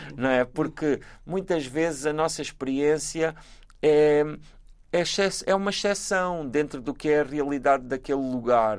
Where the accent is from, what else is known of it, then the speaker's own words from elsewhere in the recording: Galveias, Alentejo, Portugal; moved away; also born or lived in Praia, Cape Verde; eu sei sempre que sou das Galveias